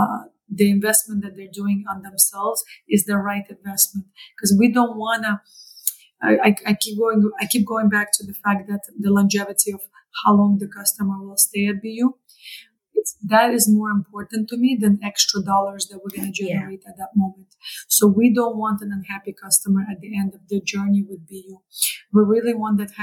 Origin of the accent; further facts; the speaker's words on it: Canada; moved away as an adult; now in New York, United States; as a Canadian who moved to New York